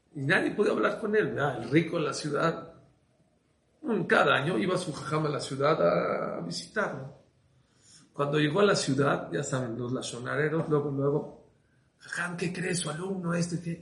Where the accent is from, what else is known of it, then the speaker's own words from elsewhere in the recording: Mexico; nosotros en México